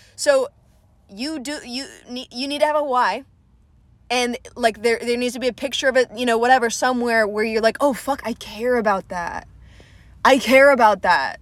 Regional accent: Atlanta, Georgia, United States; I was raised in Atlanta

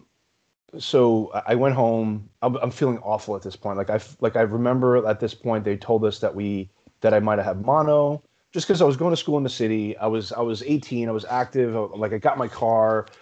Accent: New York City, New York, United States; also born or lived in Long Island, New York; I was born and raised in New York, originally in Brooklyn

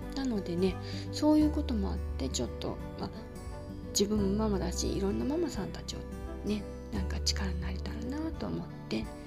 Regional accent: Yokosuka, Kanagawa, Japan; 私の実家が横須賀

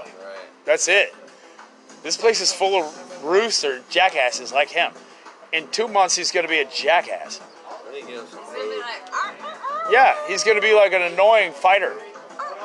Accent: Western Massachusetts, United States; also born or lived in Stuart, Florida / Martin County, Florida; now in Sarasota, United States; I was born in New England. Yeah, Massachusetts

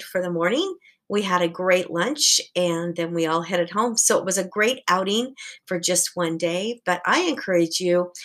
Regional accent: Portland, Oregon, United States; I grew up in Portland

